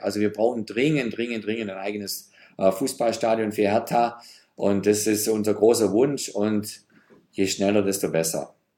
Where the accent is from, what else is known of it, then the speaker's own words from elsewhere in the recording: Geislingen, Baden-Württemberg, Germany; now in Berlin, Germany; wenn ich mal wieder in meiner Heimatstadt Geislingen bin, im Schwabenland.